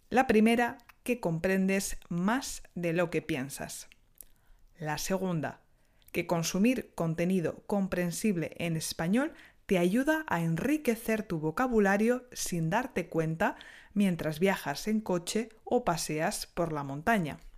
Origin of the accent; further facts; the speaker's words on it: Spain; now in France; soy española y enseño español en Francia desde hace unos años.